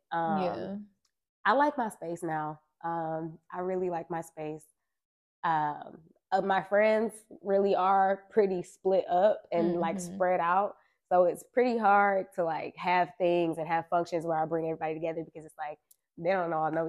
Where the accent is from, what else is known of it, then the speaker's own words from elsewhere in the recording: Detroit, Michigan, United States; also born or lived in Pontiac, Michigan; I was born in Pontiac, but definitely raised my whole life in Detroit.